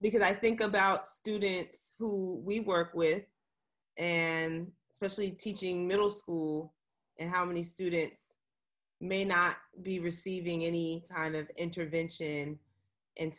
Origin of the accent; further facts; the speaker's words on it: Virginia, United States; I'm from the DMV too, but I'm from Virginia.